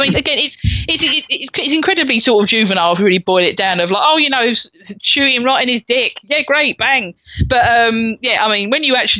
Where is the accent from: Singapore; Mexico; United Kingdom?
United Kingdom; obviously being British and of a certain age, of Games Master and of Patrick Moore